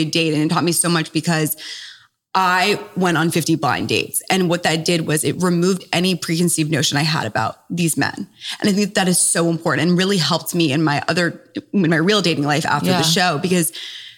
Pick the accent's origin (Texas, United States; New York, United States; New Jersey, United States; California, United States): New York, United States; New York City; also born or lived in Durham, North Carolina; Born and raised in New York City